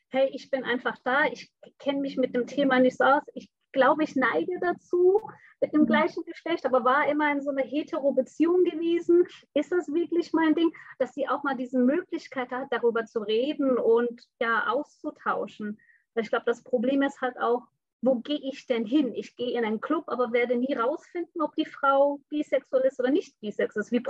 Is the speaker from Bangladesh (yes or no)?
yes; Bangladesh; moved away as an adult; also born or lived in Hamburg, Germany; now in Germany; bin gebürtige Hamburgerin, bin aber mit fünfte Lebensalter nach Bangladesch zurückgeflogen, woher meine Eltern kommen. Und da bin ich aufgewachsen, bin dann mit 19 wieder zurück nach Deutschland gekommen.